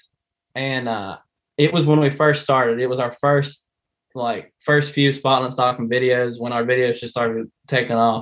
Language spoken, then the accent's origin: English; West Virginia, United States; I'm from West Virginia